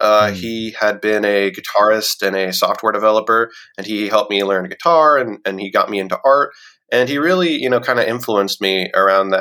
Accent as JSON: {"language": "English", "region": "Central Virginia", "country": "United States", "moved": "as an adult", "lives_now": "North Carolina, United States", "said": "I'm from Virginia originally, mm-hmm. Central Virginia."}